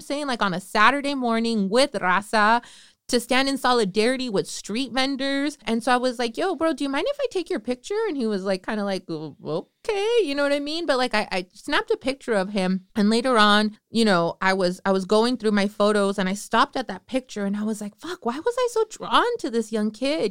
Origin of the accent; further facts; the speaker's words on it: Northern California, United States; I'm from Northern California